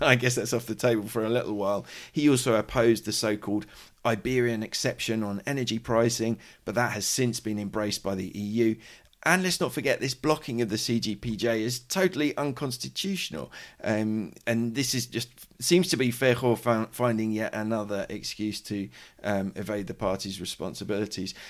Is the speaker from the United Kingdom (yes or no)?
yes; United Kingdom; now in Madrid, Spain; I'm a British journalist